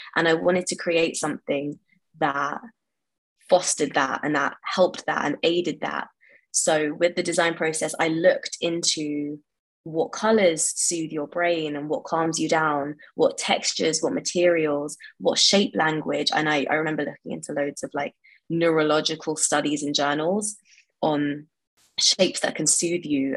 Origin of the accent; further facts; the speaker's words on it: London, United Kingdom; I grew up in West London um, and I've lived here pretty much all my life